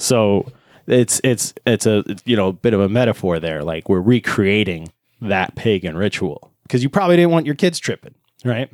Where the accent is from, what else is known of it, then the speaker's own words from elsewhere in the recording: Northeast, United States; growing up in the Northeast